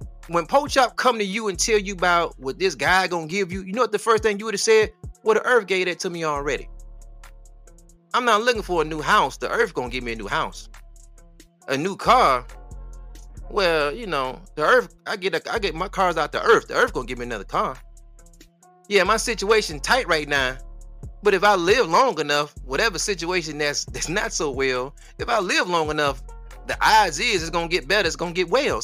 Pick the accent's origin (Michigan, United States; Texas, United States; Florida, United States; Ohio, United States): Michigan, United States; Detroit; I'm from Detroit